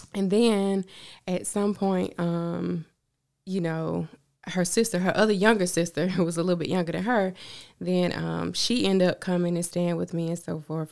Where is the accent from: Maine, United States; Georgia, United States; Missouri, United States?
Georgia, United States; Augusta; also born or lived in Hempstead, New York; I was raised here in Augusta